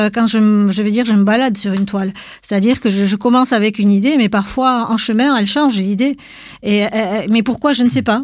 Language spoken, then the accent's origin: French; Basque Country, Nouvelle-Aquitaine, France; chez nous, en Pays Basque